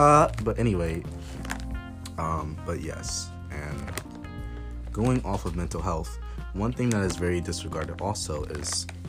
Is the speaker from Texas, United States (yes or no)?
no; Georgia, United States; I grew up in Georgia. So, you know, there was this elementary school that I went to, and it was predominantly white.